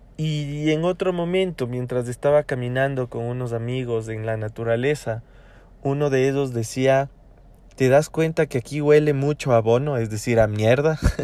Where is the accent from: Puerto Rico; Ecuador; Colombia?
Ecuador; acá en mi país